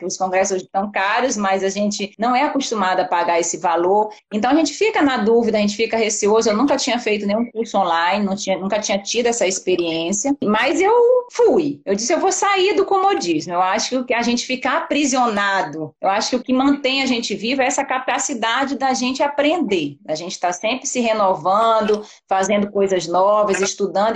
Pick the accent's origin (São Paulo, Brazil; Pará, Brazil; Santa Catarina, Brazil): Pará, Brazil; Belém; moved away as an adult; also born or lived in Belo Horizonte / Rio de Janeiro; now in Vitória, Brazil; eu sou paraense, então já tem 13 anos que eu moro fora de Belém